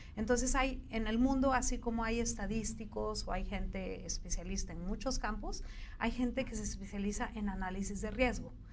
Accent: Bolivia; now in Mexico; nosotros, que somos un poquito andinos, un poquito del Cono

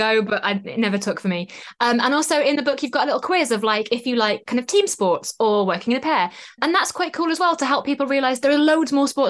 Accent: North East England, United Kingdom; I'm from the Northeast

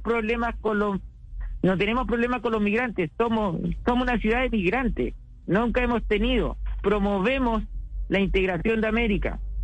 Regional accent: Chile; now in Iquique, Chile; como diríamos chilenos

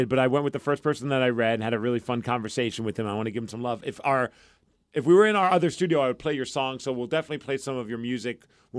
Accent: New York, United States; I'm from New York.

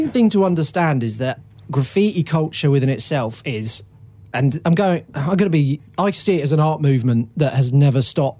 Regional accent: London, United Kingdom; If I say to anyone that I'm from London, they're like, "That ain't fucking London, bruv."

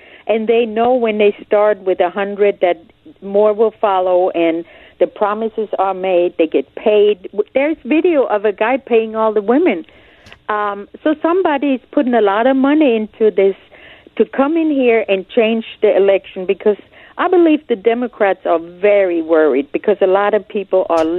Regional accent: Germany; now in United States; I came from Germany. I stood in line. I filled out paperwork. I couldn't vote. I couldn't collect any welfare. And it was okay because I was not a citizen. I had my resident alien card

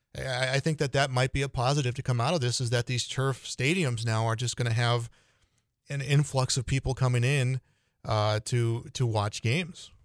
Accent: Illinois, United States; moved away; my home state of Illinois

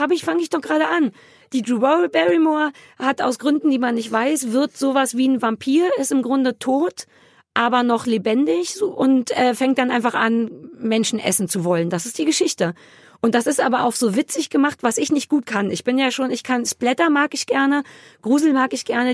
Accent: Berlin, Germany; für mich als Berliner

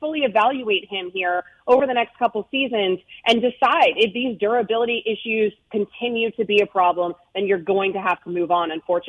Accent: Tampa, Florida, United States; moved away; Now, originally, I'm from the Tampa area, even though I'm not a Bucs fan.

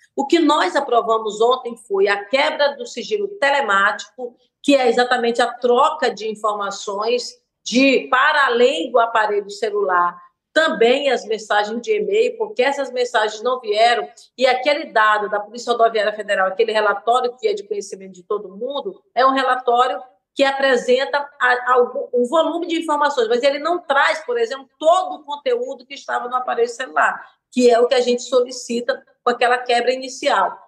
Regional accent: Brazil; eu sou brasileira

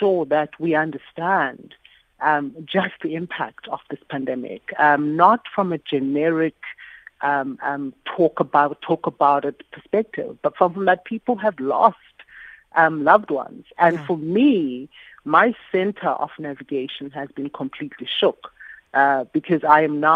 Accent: South Africa

